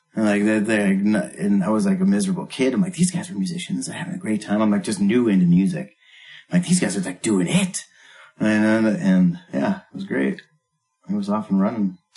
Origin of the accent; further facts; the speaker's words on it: North Dakota, United States; growing up in North Dakota